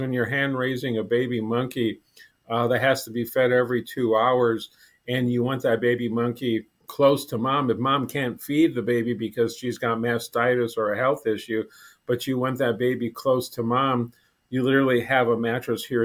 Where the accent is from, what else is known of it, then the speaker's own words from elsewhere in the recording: South Bend, Indiana, United States; moved away as an adult; now in Lincoln, United States; I started volunteering in my hometown zoo in South Bend, Indiana when I was 15